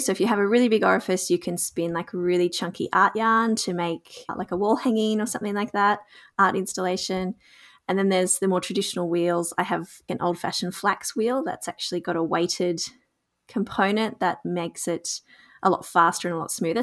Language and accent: English; Gunnedah, New South Wales, Australia; live in a small town called Gunnedah in rural New South Wales, Australia. And I grew up here, so it's my hometown.